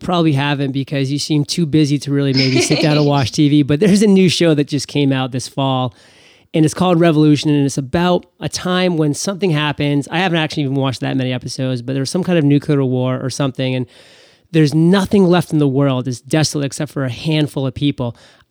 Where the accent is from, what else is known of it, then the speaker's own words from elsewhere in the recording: Maine, United States; since I'm from Maine and Burt's Bees was a big story around here for quite a long time